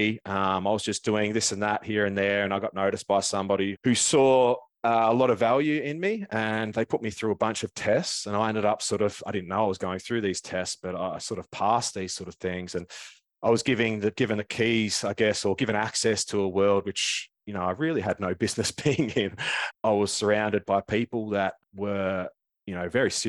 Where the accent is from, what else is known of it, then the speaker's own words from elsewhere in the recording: Melbourne, Victoria, Australia; I was born down in Melbourne. I grew up in the northeast suburbs